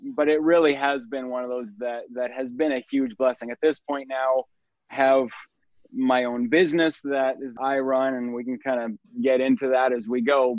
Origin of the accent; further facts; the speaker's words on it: the Northwest, Pacific Northwest, United States; also born or lived in Astoria, Oregon; now in Puyallup, United States; I was born and raised in the Northwest